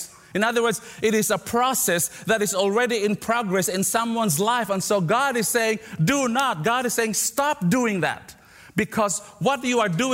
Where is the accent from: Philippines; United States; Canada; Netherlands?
Philippines; moved away; I grew up in the Philippines, in the second largest city of the Philippines